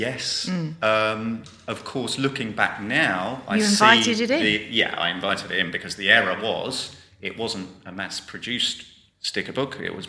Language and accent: English; Portugal; born there; but I was born in Portugal.